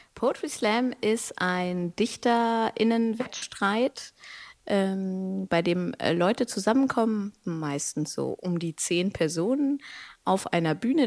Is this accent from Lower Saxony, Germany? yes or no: yes; Braunschweig, Lower Saxony, Germany; now in Hannover, Germany; ich bin in Braunschweig aufgewachsen, in Hannover geboren